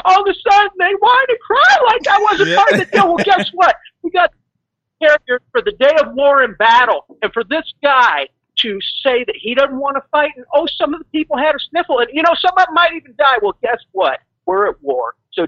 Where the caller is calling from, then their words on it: Mexico; in Mexico.